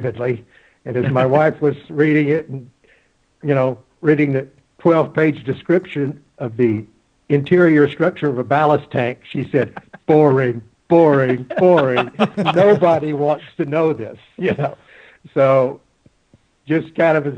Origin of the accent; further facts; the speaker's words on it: Texas Gulf Coast, United States; moved away as an adult; also born or lived in Kings Point, New York / Charleston; I grew up on the Texas Gulf Coast.